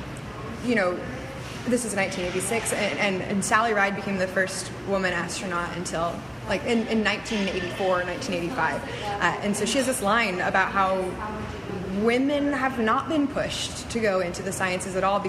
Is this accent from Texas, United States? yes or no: no; Florida, United States; moved away; also born or lived in Central Washington University; I grew up in Florida